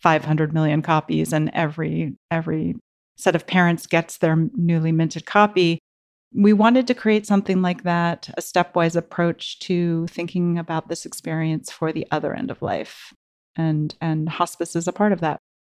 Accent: Bay Area, California, United States; growing up in the Bay Area, you can't help but, like, osmotically be exposed to all of the the, the Buddhist activity around here

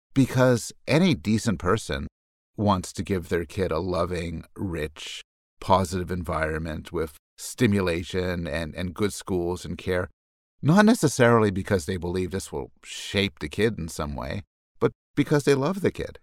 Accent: Montreal, Quebec, Canada; I was raised in Montreal

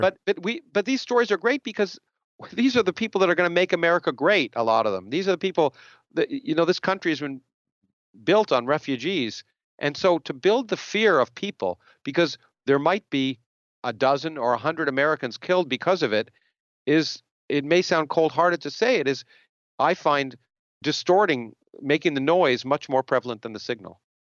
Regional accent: Canada; now in United States; I grew up in Canada

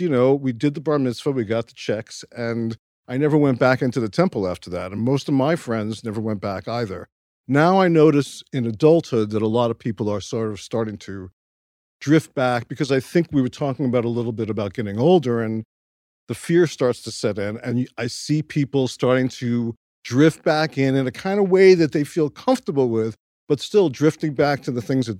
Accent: Brooklyn, New York, United States; My parents were secular Jews. I grew up in Brighton Beach and was sent to the local Hebrew school, which happened to be a very orthodox Hebrew school.

